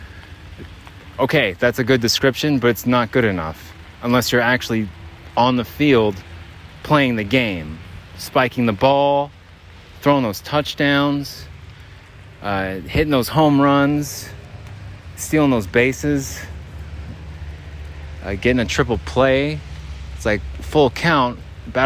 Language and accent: English; Mesa, Arizona, United States; now in Salt Lake City, United States; I'm from Arizona. Hold still. And that's not a surprise to everyone. Born and raised. Mesa, Arizona